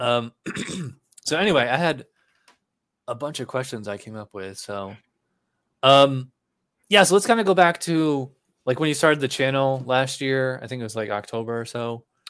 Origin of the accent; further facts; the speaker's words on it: Schenectady, New York, United States; moved away as an adult; also born or lived in Albany, New York / Guilderland, New York; now in Florida, United States; I'm from Schenectady, and then, uh, right before I moved to Florida, I spent the last eight years in, uh, Albany